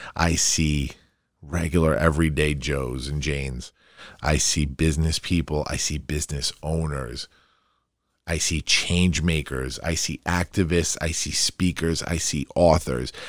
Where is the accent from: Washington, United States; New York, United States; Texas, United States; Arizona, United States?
New York, United States; Farmingdale; also born or lived in Queens, New York; growing up in Queens as a, as a really young kid and then moving to Farmingdale, my hometown, and living in that part of town